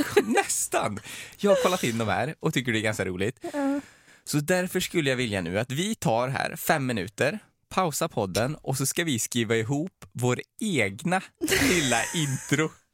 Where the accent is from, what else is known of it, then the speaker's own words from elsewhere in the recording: Trollhättan, Västra Götaland, Sweden; i min hemstad